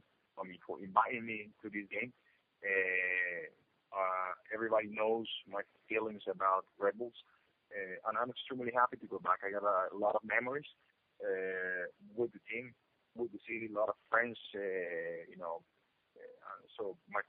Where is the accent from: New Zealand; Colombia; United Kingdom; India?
Colombia; moved away as an adult; I came back, you know, for holidays back home, meaning Colombia